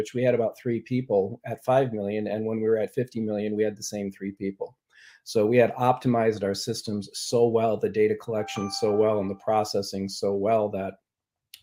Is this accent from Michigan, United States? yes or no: yes; Ann Arbor, Michigan, United States; I hail from Ann Arbor